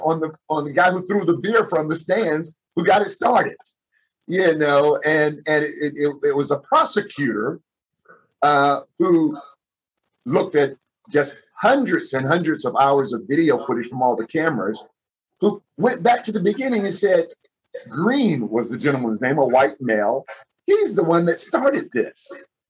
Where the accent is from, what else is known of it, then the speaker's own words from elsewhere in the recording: Fort Lauderdale, Florida, United States; since I've been a little kid growing up in Fort Lauderdale